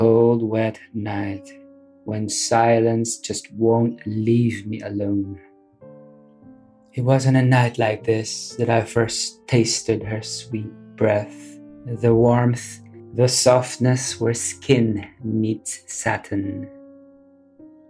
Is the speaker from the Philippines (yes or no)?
yes; Philippines; moved away as an adult; also born or lived in Adelaide, Australia; now in Sydney, Australia; I grew up in the Philippines with my father and my grandparents from his side. In my early 20s, I emigrated to Australia